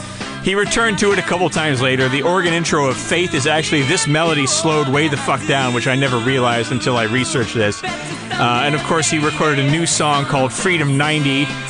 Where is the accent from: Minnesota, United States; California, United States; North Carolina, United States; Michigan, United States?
Michigan, United States; Big Rapids; moved away; also born or lived in Ann Arbor, Michigan; my hometown of Big Rapids